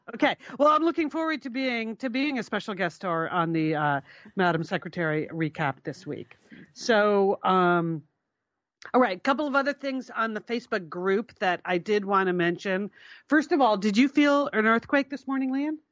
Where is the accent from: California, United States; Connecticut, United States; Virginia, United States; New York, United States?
Connecticut, United States; we're Connecticut, we're from Connecticut